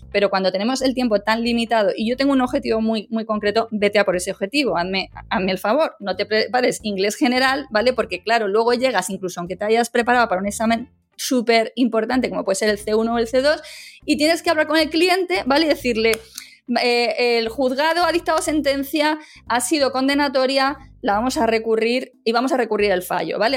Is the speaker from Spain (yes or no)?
yes; Madrid, Community of Madrid, Spain; first language Spanish; moved away as an adult; now in Málaga, Spain; yo soy nacida también en Málaga, aunque me he criado en Madrid